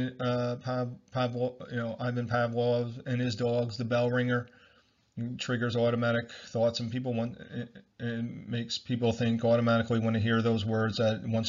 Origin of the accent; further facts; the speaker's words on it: United States; me being born in America and being an American all my life